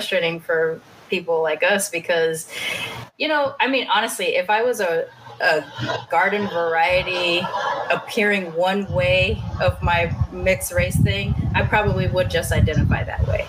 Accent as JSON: {"language": "English", "region": "California", "country": "United States", "tie": "born or raised there", "also_born_or_lived": "Kingsville, Texas", "moved": "as an adult", "lives_now": "Austin, United States", "said": "I was born in California, but I lived in Kingsville, Texas, which is also on the Gulf, when I was until I was like 3 or 4, and then I moved back to California"}